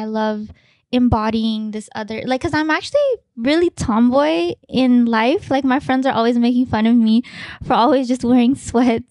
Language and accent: English; Richmond, California, United States; also born or lived in Fiji; I grew up in Richmond, California